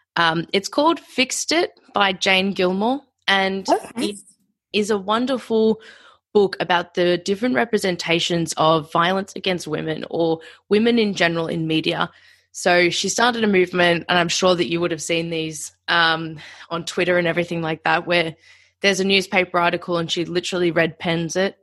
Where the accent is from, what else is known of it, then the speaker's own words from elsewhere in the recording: Australia; being an Australian